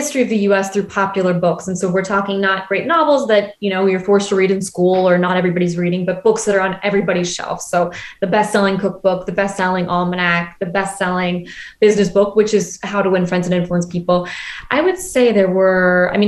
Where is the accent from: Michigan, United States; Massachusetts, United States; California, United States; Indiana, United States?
Massachusetts, United States; Boston; moved away as an adult; now in Paris, France; my mom is from Boston and I grew up in Boston